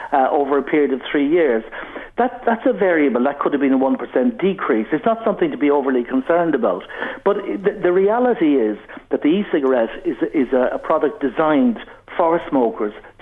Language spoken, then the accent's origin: English; Ireland; growing up in Ireland years ago, I started smoking at 14